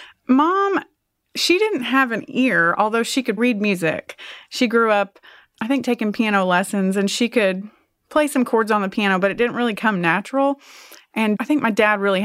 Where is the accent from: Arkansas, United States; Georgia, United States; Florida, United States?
Arkansas, United States; Springdale; it was a great place to grow up. I guess some people just expect that I grew up in the country, but I really didn't. I mean, I grew up in a little neighborhood